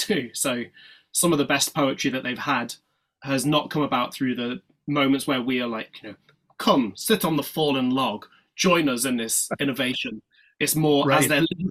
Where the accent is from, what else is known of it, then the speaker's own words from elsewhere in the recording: Yorkshire and the Humber, United Kingdom; also born or lived in East London; now in London, United Kingdom; I was born in Yorkshire, so in the north of England, and now all of my work is based in East London.